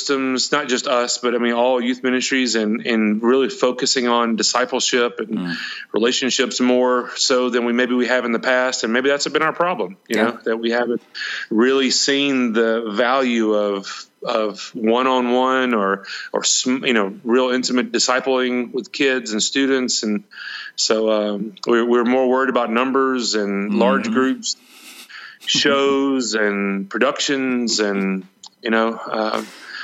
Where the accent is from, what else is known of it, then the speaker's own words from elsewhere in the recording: Alexander City, Alabama, United States; moved away as an adult; also born or lived in Auburn, Alabama / Dadeville, Alabama / Jacksonville, Florida / Jasper, Alabama; now in Roswell, United States; my hometown of Alex City, Alabama